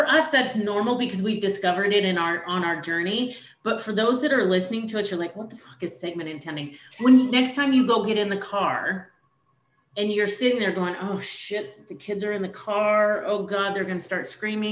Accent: Oregon, United States; moved away; You're going to head to my hometown. You're going to Oregon

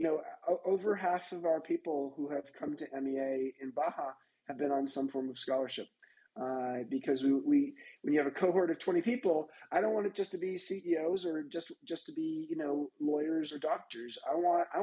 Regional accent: Long Beach, California, United States; also born or lived in Orange County, California; I grew up in Long Beach.

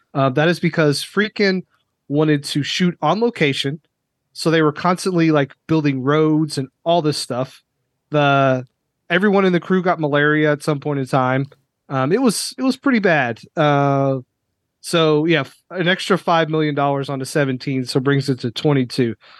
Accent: Lexington, Kentucky, United States; I grew up in Lexington, which is, you know, heart of horse country

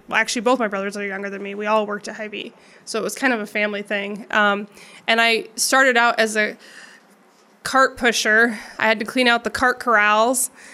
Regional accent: Council Bluffs, Iowa, United States; I grew up in Council Bluffs

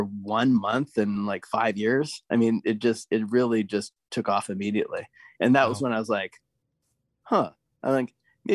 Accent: Portland, Oregon, United States; I grew up in Portland

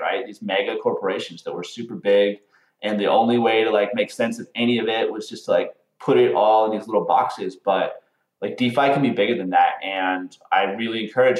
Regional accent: Butte, Montana, United States; moved away; I'm from Montana. I'm from a small town in Montana, Butte, Montana.

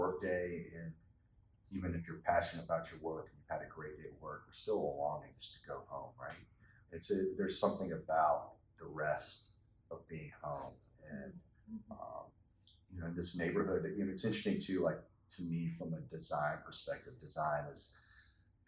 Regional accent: Atlanta, Georgia, United States; now in Chattanooga, United States; growing up in Atlanta, Georgia, in an apartment complex

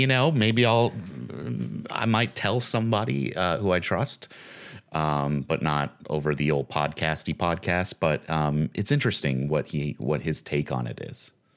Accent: Lincoln County, Nevada, United States; I'm from Lincoln County. Like, I grew up in Lincoln County

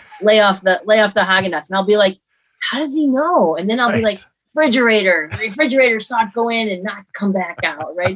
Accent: Hamburg, New York, United States; I grew up in upstate New York in a town outside of Buffalo called Hamburg

